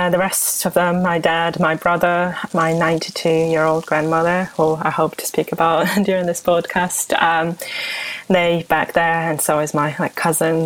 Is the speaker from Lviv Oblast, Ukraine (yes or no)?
no; Kyiv, Ukraine; moved away as an adult; also born or lived in Oxfordshire, United Kingdom / Leeds, United Kingdom; now in United Kingdom; I'm a journalist from Kyiv, Ukraine, where I lived most of my life